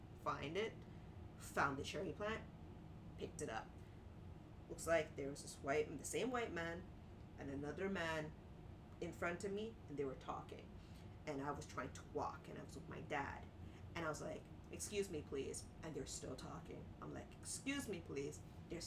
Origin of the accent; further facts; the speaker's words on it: Markham, Ontario, Canada; I grew up in Markham, which is like Asians, whites, and sprinkles of black